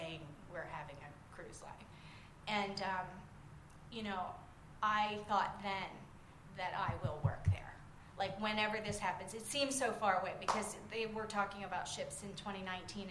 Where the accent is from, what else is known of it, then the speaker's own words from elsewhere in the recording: Western Maryland, United States; moved away as an adult; also born or lived in Morgantown, West Virginia / Florida; I'm from Maryland, but I'm from Western Maryland, so we're much closer to WVU than to UM